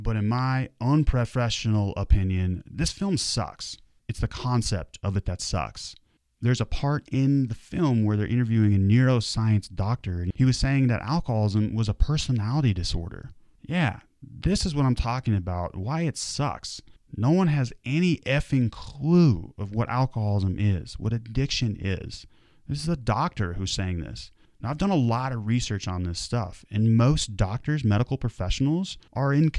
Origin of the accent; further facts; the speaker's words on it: Vail, Colorado, United States; I grew up in right outside of Vail, Colorado